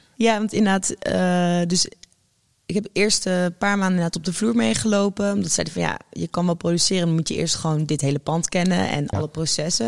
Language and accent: Dutch; Utrecht, Netherlands; ik kom natuurlijk gewoon uit Utrecht